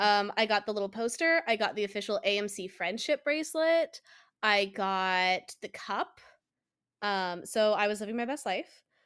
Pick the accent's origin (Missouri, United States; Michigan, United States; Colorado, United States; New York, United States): Colorado, United States; moved away; I I'm from Colorado